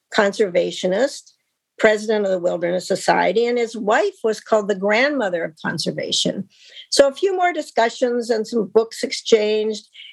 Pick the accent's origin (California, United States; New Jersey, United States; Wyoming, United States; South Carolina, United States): Wyoming, United States; my home state of Wyoming